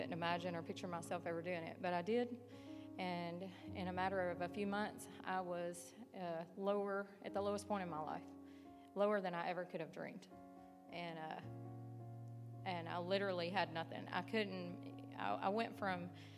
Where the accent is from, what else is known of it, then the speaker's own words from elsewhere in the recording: Northwest Tennessee, United States; moved away as an adult; now in West Virginia, United States; I'm from Northwest Tennessee.